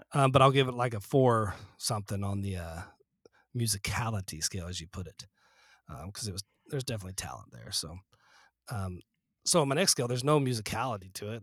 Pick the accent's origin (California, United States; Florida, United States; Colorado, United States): Colorado, United States; Fort Collins; when I was growing up in Fort Collins